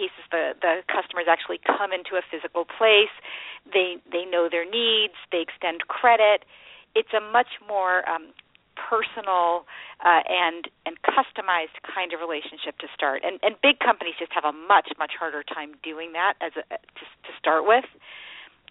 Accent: Silicon Valley, California, United States; I grew up in Silicon Valley, so I've always been in this world of technology and entrepreneurs

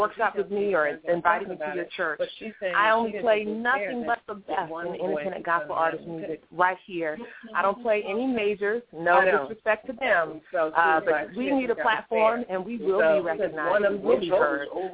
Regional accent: Herndon, Virginia, United States; I'm from Herndon

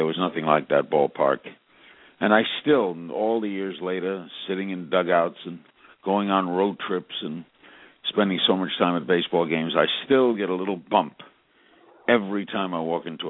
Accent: New York City, New York, United States; Growing up in Brooklyn

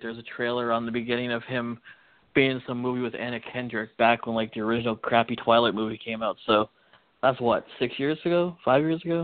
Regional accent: Canada; We're just Canadian

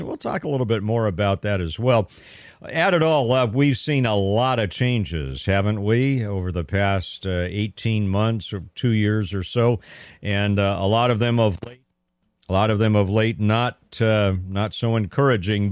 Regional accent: Pasadena, California, United States; moved away as an adult; also born or lived in Sacramento, California; now in Stanislaus County, United States; I'm from Southern California, right? I grew up in Pasadena. I was there my first, uh, thirty-two years

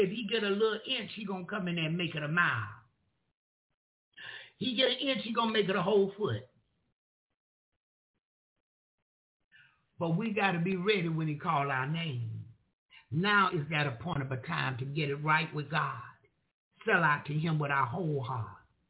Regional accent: the South, United States; Y'all know I'm from the South. We say children

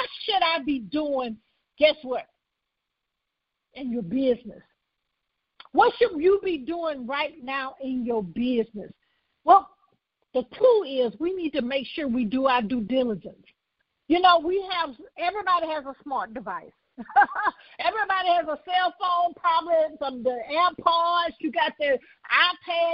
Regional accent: Birmingham, Alabama, United States; also born or lived in Conyers, Georgia; I was born in Birmingham, Alabama

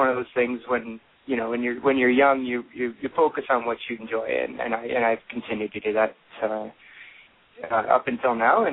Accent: Elora, Ontario, Canada; also born or lived in London, Ontario / Toronto; I am from Elora, Ontario, Canada, which is, again, 2 hours north of Toronto. It's a small town. It's got, it's getting bigger as I'm getting older, but when I grew up there

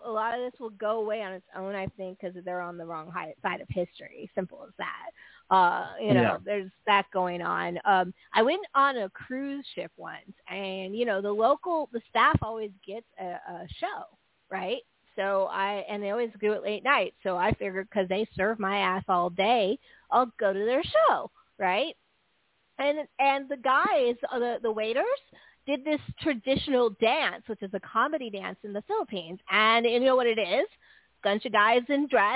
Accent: San Francisco Bay Area, California, United States; I grew up in the San Francisco Bay Area in the late 70s, early 80s.

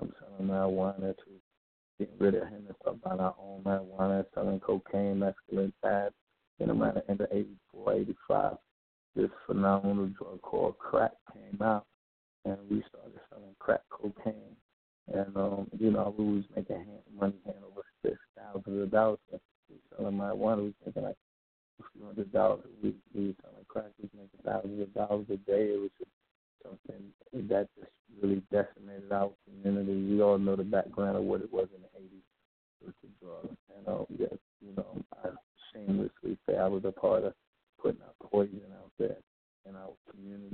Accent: New York City, New York, United States; So I was born and raised in Queens, New York

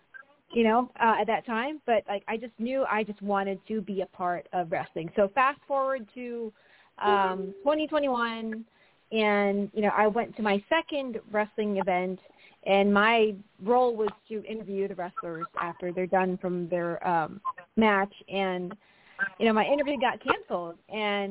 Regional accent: Philippines; moved away as an adult; now in United States; I was born and raised in the Philippines

